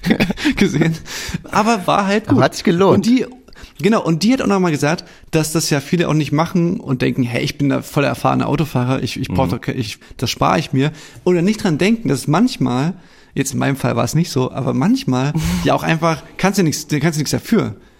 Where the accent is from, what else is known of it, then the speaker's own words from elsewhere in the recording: East Germany, Germany; als Ossi